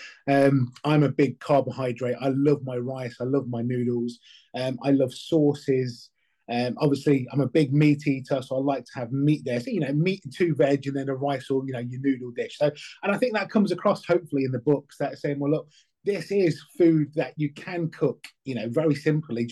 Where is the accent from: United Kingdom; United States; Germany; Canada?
United Kingdom; I'm a British-born Chinese. My dad's from Hong Kong. My mum's from a place called Southampton here in England.